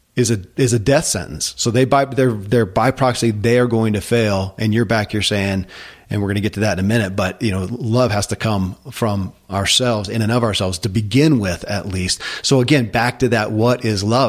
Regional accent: Kentucky, United States; I grew up in Kentucky

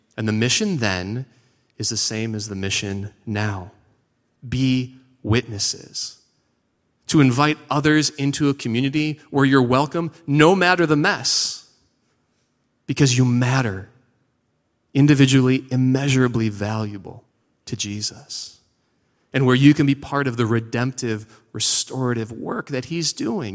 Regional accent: Seven Hills, Ohio, United States; moved away; also born or lived in Parma, Ohio; I am from Parma. Actually, I'm from Seven Hills, which is fancy Parma

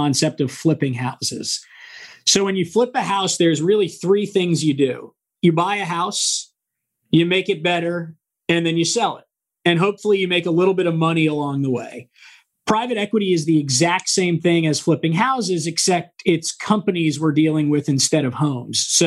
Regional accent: San Diego, California, United States; moved away as an adult; also born or lived in Washington, D.C.; born and raised in San Diego

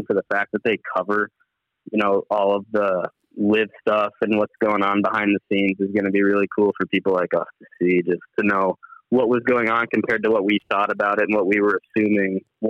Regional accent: Minneapolis, Minnesota, United States; I am from Minneapolis, basically, where the Ryder Cup was played in 2016.

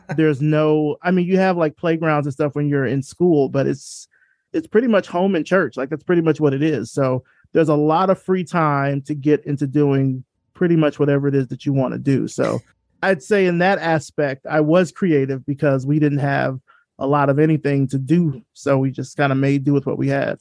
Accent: Selma, Alabama, United States; I grew up in Selma, Alabama

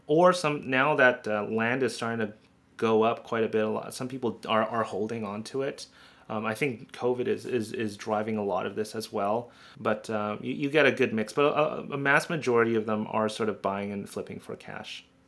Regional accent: Canada; I'm a Canadian

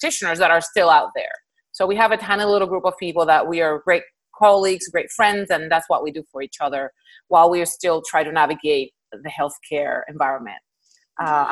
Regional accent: Puerto Rico; moved away as an adult; now in Houston, United States; I'm originally from Puerto Rico, and that's where I did my all my training up to med school

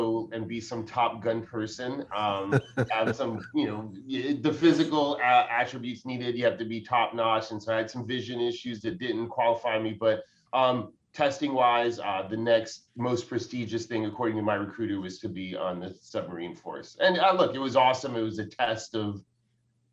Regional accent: New York City, New York, United States; moved away as an adult; now in Humboldt County, United States; I grew up in New York City. My parents are, emigrated from Haiti. So I'm a first generation American.

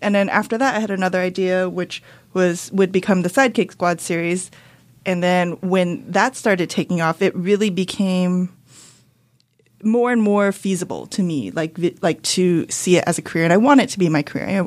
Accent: Rosemead, California, United States; I grew up in Rosemead. Okay. In the San Gabriel Valley.

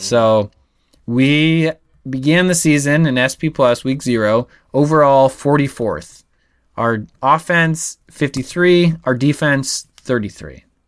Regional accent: Nebraska, United States; I was from Nebraska

